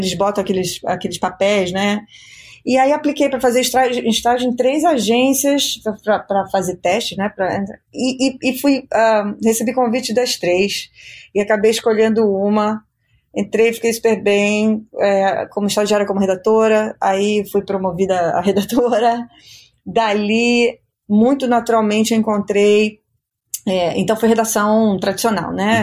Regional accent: Rio de Janeiro, Brazil; moved away as an adult; also born or lived in United States; Eu nasci no Rio

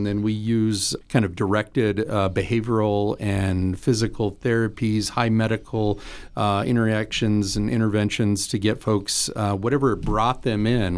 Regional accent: Fremont County, Wyoming, United States; moved away as an adult; also born or lived in eastern US; Fremont County native. Happy to be back in my old stomping grounds after 15 years out east.

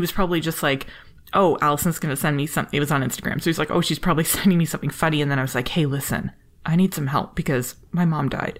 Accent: Canada

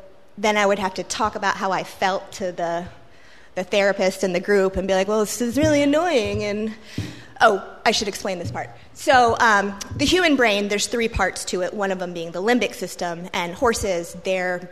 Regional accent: Richmond, Virginia, United States; now in Norfolk, United States; I grew up in Richmond.

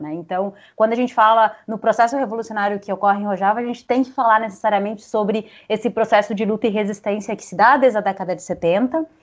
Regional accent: Uruguay; Portuguese is a second language; now in Brazil; eu sou uruguaia, daí quando eu vou pensar nessas questões, eu sempre penso em espanhol

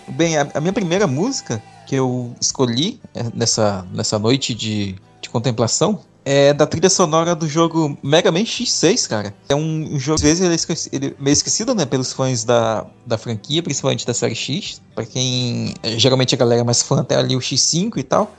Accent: Amazonas, Brazil; eu sou daqui do Amazonas

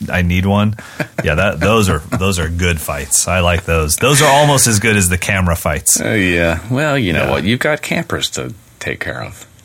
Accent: West Virginia, United States; I was born in West Virginia.

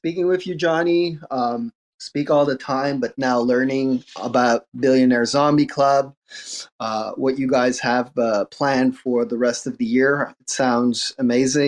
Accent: Montreal, Quebec, Canada; I'm from Montreal too

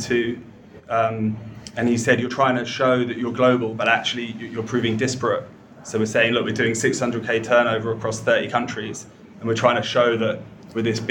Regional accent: London, United Kingdom; I was from London, more middle class

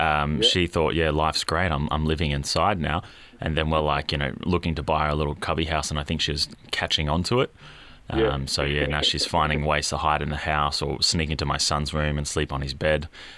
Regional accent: Queensland, Australia; As a Queenslander, I get very confused when I walk out and see ice on the windscreen.

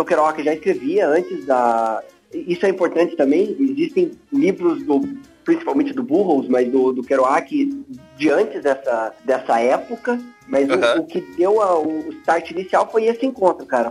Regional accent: São Paulo, Brazil; now in Curitiba, Brazil; eu sou de São Paulo, mas estou em Curitiba há muito tempo já

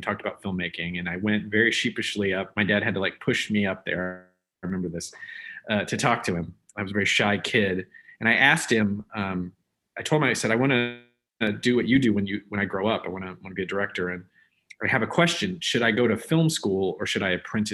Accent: Omaha, Nebraska, United States; I grew up in Omaha, Nebraska.

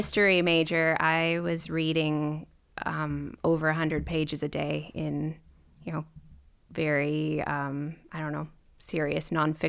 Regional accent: Minnesota, United States; I would claim I'm from Minnesota. I moved around a lot as a kid because I was a corporate brat and my dad would get transferred.

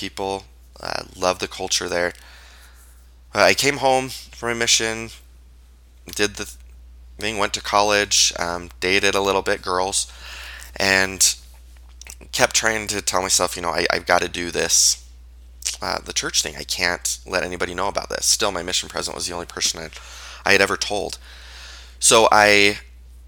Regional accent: Payson, Utah, United States; also born or lived in Orem, Utah / Netherlands; I was raised in Utah, grew up in Payson, Utah

